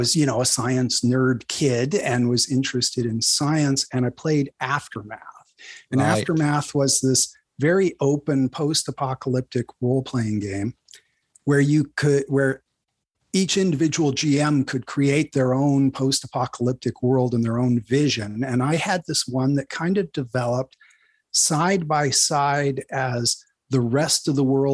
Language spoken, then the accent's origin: English; Northern California, United States; I grew up in Northern California, about 300 miles, 400 plus kilometers north of the Bay Area